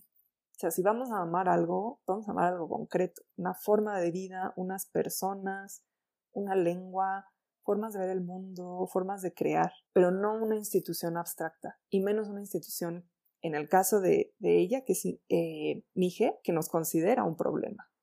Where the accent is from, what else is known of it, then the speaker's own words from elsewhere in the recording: Mexico; Quienes vivimos en las grandes urbes y además ahí sí somos mexicanos